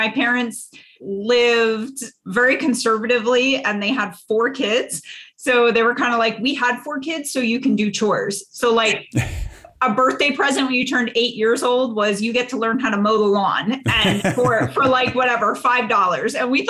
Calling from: Pennsylvania, United States

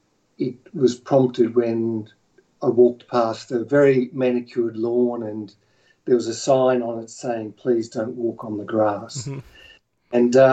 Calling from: Melbourne, Victoria, Australia; I'm calling from Melbourne in Australia.

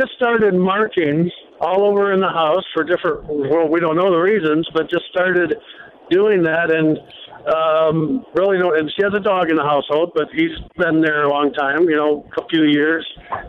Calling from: Fremont, Ohio, United States; I'm calling from Fremont, Ohio, close to Toledo by Lake Erie.

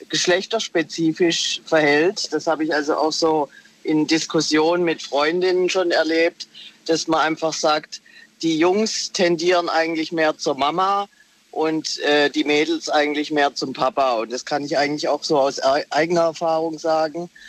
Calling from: Heilbronn, Baden-Württemberg, Germany; Ich bin aus Heilbronn.

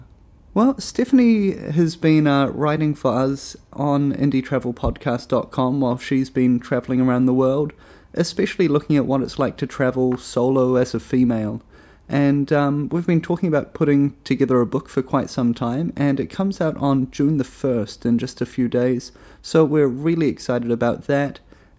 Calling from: Buenos Aires, Argentina; So, I'm calling from Buenos Aires in Argentina.

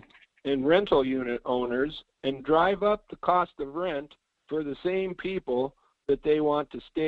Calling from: Fairbanks, Alaska, United States; Good morning. This is … in Fairbanks.

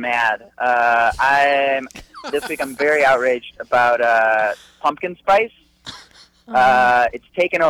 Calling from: St. Louis, Missouri, United States; I'm calling you from St. Louis, Missouri.

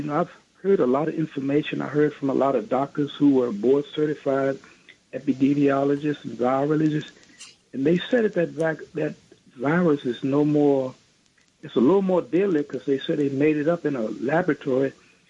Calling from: New York, United States; Good evening. … I'm from New York.

